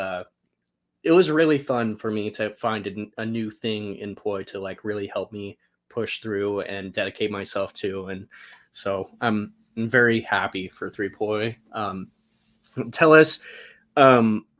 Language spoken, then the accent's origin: English; Salt Lake City, Utah, United States; now in Boise, United States; I grew up in Salt Lake City, but Boise, Idaho is where I'm currently living.